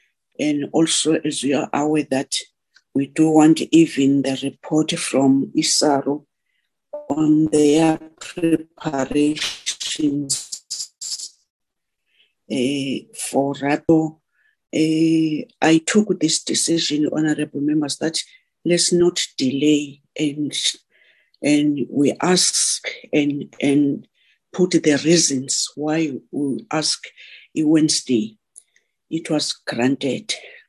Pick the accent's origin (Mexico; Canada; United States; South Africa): South Africa; We are all keen to go out as South African loving sport, a woman and man.